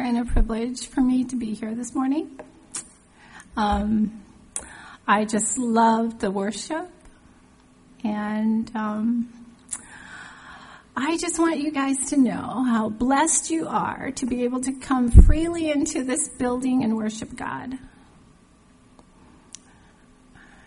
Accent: Hawaii, United States; moved away; also born or lived in Washington State; When I was a child, growing up in Hawaii, our church had missionaries come through

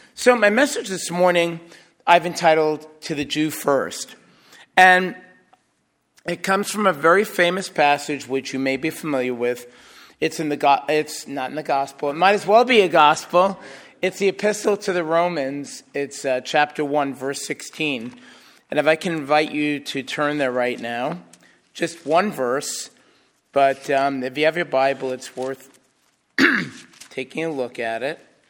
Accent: New York City, New York, United States; Growing up in New York City

